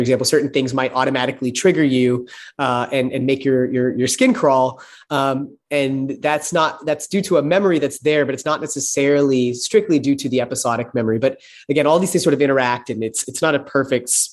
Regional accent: Texas, United States; I grew up in Texas

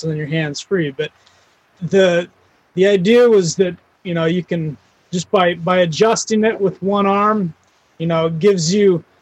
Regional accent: Wyoming, United States; I grew up I'm from Wyoming and grew up on a ranching community.

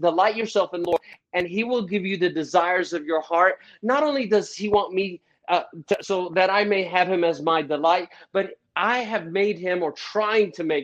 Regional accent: Chattanooga, Tennessee, United States; also born or lived in Jerusalem; it was 9, when we moved from Jerusalem all the way to a crazy, crazy place called Chattanooga, Tennessee

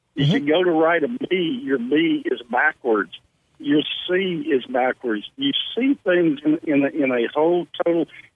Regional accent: Hattiesburg, Mississippi, United States; Born and raised in Hattiesburg, Mississippi

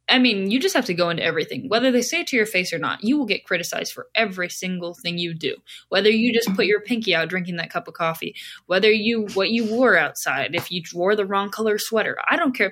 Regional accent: Southern California, United States; moved away as an adult; now in Long Island, New York, United States; growing up in Southern California, I grew up in a bathing suit

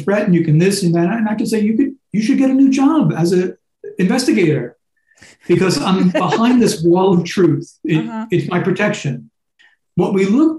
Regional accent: New York, United States; moved away; I'm originally from New York

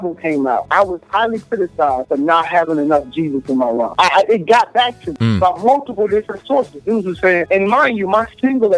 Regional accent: Memphis, Tennessee, United States; Like I was raised in the South. Like, I was born in Memphis

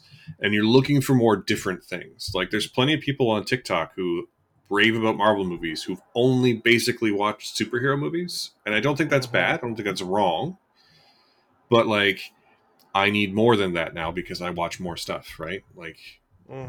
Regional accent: Canada; we are Canadian

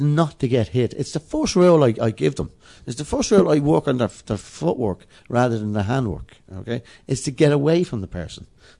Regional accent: Dublin, Leinster, Ireland; I'm from Dublin 12.

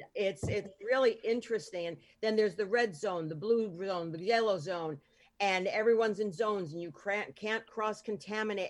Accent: New York, United States; I grew up in New York

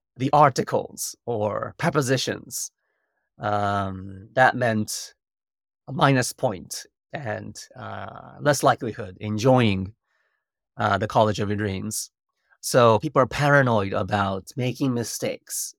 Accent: Japan; English is a second language; moved away as an adult; also born or lived in United States

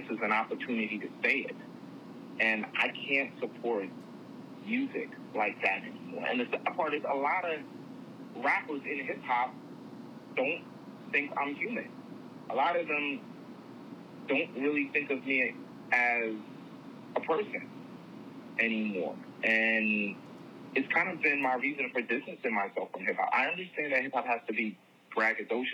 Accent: New Jersey, United States; I'm from Jersey

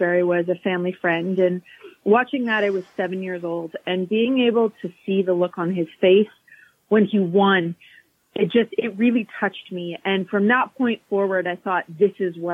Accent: Calgary, Alberta, Canada; Born and raised in Calgary

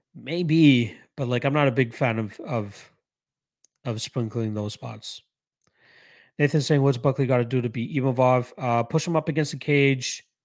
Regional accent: Canada; I am Canadian. I am one hundred percent Canadian. Um, well, born in Canada, Indian roots, but yes, I'm Canadian.

